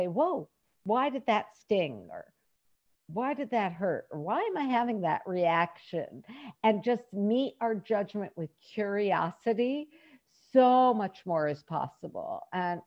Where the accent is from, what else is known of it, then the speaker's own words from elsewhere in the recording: United States; from being an American, we have a very strong work ethic built into our culture